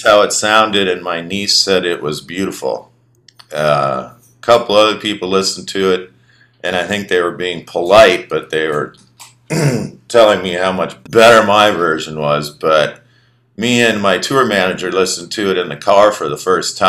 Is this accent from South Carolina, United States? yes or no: no; Minneapolis, Minnesota, United States; moved away as an adult; also born or lived in New Orleans; growing up in Minneapolis